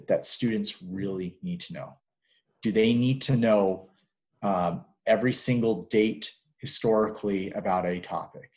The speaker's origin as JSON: {"language": "English", "country": "United States", "also_born_or_lived": "Hong Kong / Egypt", "lives_now": "New Mexico, United States", "said": "I'm not Canadian. I'm an American teaching Canadian history"}